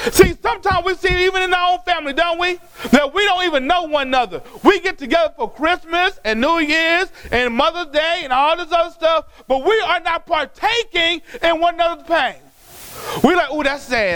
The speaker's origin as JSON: {"language": "English", "town": "Dallas", "region": "Texas", "country": "United States", "tie": "born or raised there", "said": "I was born in Parkland. That's a government hospital."}